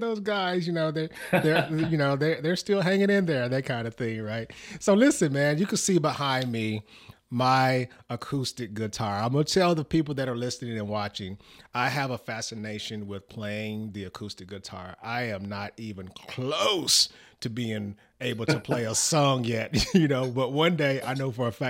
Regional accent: the South, United States; accent: country; I grew up in the South

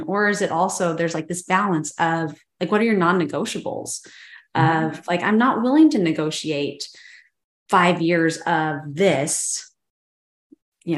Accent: Boise, Idaho, United States; we love the Boise area, as being like born and raised in the Boise area

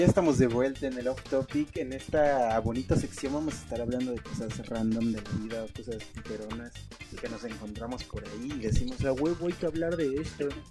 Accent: Mexico

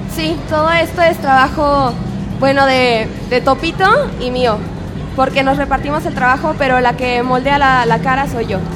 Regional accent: Guadalajara, Jalisco, Mexico; somos de Guadalajara.

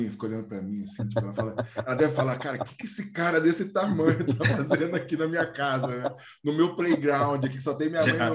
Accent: Ribeirão Preto, São Paulo, Brazil; Eu sou o …, sou de Ribeirão, sou também. Não sou o orgulho de Ribeirão, mas sou de lá.

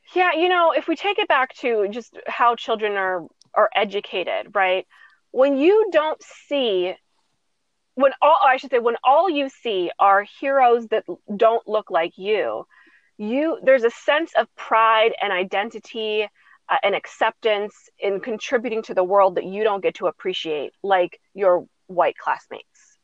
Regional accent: United States; as a as a American people

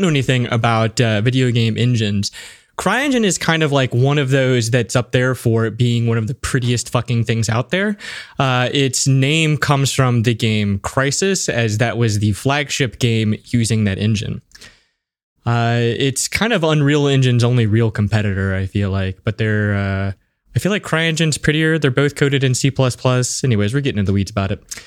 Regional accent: United States; As an American

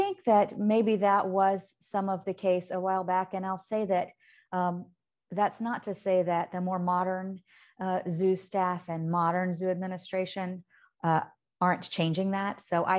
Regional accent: Indicator, Alabama, United States; when I was a little girl and I grew up on Indicator, Alabama, but my parents lived on farms and ran farms outside of that community.

